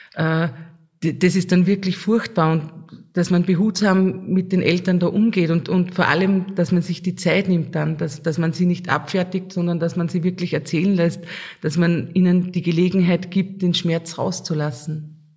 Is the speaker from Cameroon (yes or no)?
no; Lambach, Upper Austria, Austria; bei uns in Lambach